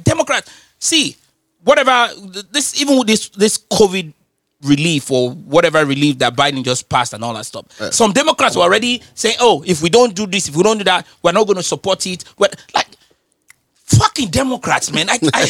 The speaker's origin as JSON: {"language": "English", "region": "London", "country": "United Kingdom", "said": "Because I'm from London."}